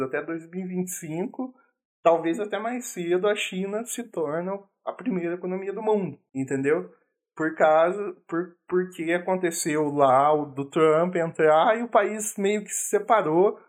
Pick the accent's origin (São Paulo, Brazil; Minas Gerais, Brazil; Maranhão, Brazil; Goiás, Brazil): Minas Gerais, Brazil; eu sou mineiro